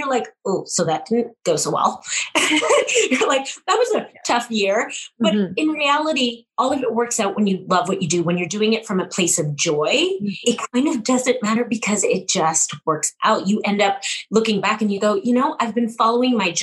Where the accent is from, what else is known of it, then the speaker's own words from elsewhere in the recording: Canada; I'm a Canadian through and through, born and raised